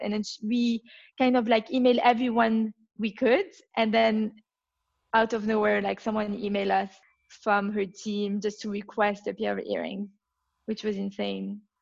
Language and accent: English; Belgium; accent: French; English is a second language; now in London, United Kingdom; I come from Belgium, as you can tell from my accent, my French accent. I grew up uh, in Belgium